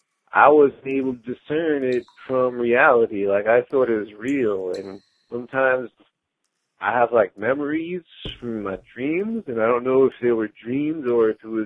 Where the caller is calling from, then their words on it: Wisconsin, United States; I'm calling you from Wisconsin